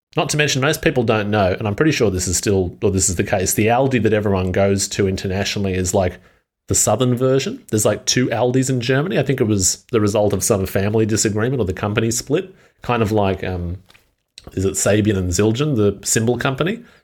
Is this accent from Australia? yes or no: yes; Australia; as an Australian